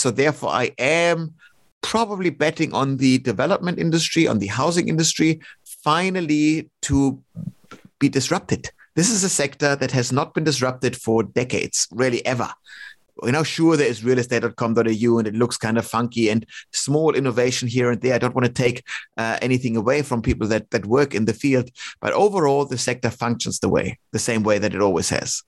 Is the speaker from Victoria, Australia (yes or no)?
yes; Melbourne, Victoria, Australia; Melbourne again, my my hometown